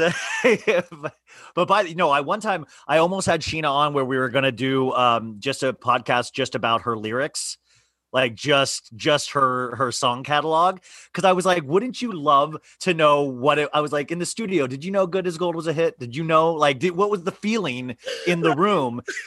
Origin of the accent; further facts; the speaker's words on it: Kansas, United States; now in Los Angeles, United States; I grew up in Kansas